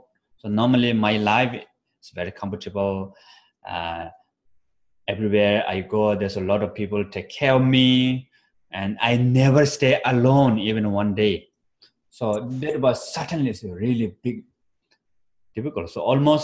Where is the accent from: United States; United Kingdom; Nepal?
Nepal; moved away; also born or lived in Bodh Gaya, India; I was born in Himalaya mountain in Nepal. So winter is quite cold